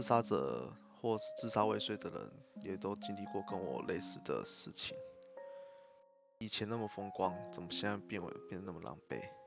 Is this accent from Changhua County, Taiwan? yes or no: yes; Changhua County, Taiwan; also born or lived in Hsinchu; 我的老家在彰化。然后，所以我就回到彰化来休养